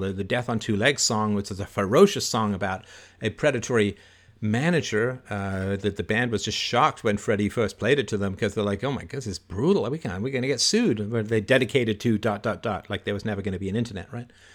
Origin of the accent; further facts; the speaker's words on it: Toronto, Ontario, Canada; I do have a lot of, lot of fond memories about growing up in Don Mills.